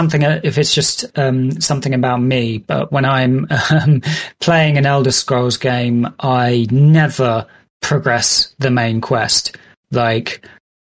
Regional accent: United Kingdom; I'm British and I've been brought up on these kind of like British stories

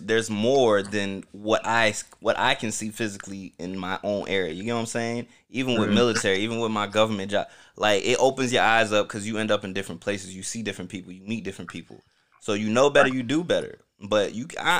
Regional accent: Orlando, Florida, United States; also born or lived in Newark, New Jersey; I grew up in Pine Hills, you know, Orlando, Florida.

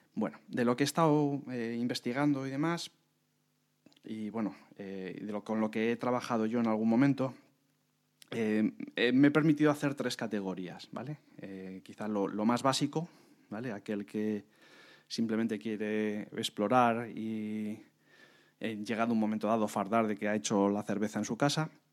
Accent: Madrid, Community of Madrid, Spain; somos eh, de Madrid

